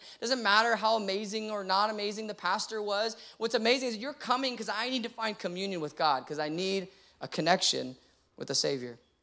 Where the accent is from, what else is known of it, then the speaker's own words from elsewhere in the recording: San Antonio, Texas, United States; now in Austin, United States; I grew up in San Antonio